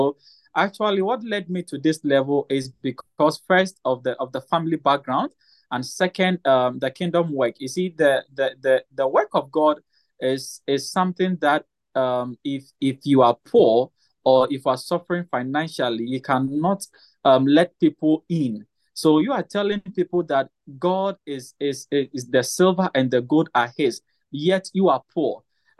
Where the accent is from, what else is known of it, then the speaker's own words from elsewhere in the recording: Ghana; I'm from Ghana. I'm a health enthusiast and also a businessman.